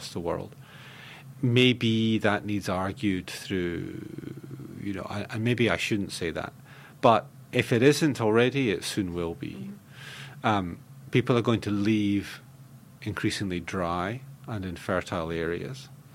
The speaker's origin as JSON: {"language": "English", "region": "Scotland", "country": "United Kingdom", "tie": "born or raised there", "said": "I'm a Scot. I grew up in a temperate, relatively cool culture."}